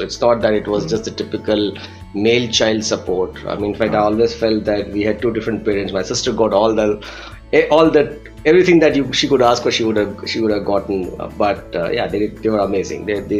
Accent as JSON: {"language": "English", "town": "Ahmedabad", "region": "Gujarat", "country": "India", "tie": "born or raised there", "said": "We come from Ahmedabad, so not the metros of that point of time of India."}